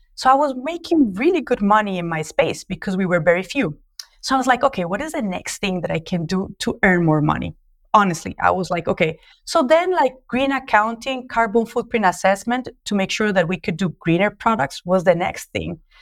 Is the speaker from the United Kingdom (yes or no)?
no; Colombia; accent: Latino; English is a second language; moved away as an adult; also born or lived in New York, United States; now in Mozambique; as you can tell from my accent, I'm Latino, so I'm a Colombian industrial designer